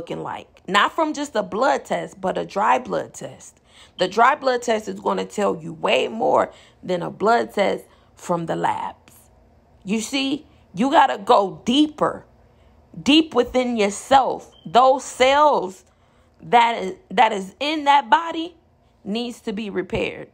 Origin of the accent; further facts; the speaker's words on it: Inglewood, California, United States; I'm from Inglewood